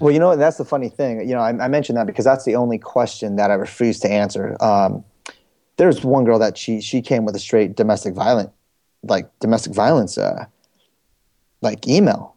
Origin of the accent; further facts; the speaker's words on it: Bay Area, California, United States; also born or lived in San Jose, California / Riverbank, California / San Diego, California / Fremont, California; I'm originally from the Bay Area